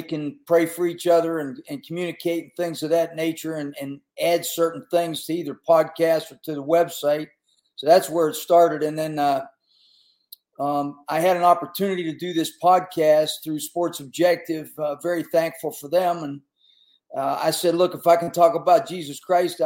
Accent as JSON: {"language": "English", "region": "Western Pennsylvania", "country": "United States", "tie": "born or raised there", "said": "I grew up in Western PA, little, you know, coal mining community"}